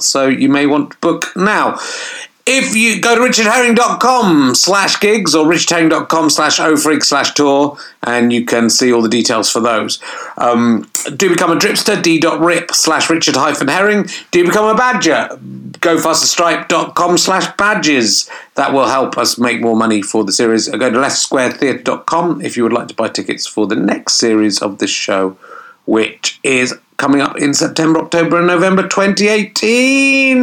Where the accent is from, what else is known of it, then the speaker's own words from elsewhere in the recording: England, United Kingdom; we were very nervous as English little posh kids